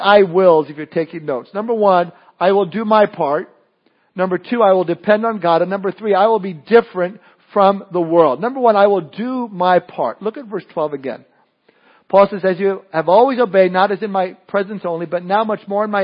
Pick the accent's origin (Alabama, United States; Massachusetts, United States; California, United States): California, United States; Southern; moved away; I was born and raised in Southern California